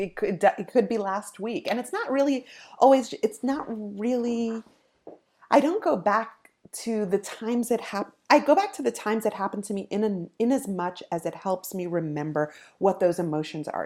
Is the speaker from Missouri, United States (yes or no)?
no; New York, United States; I grew up in New York, um, but I grew up in a very religious family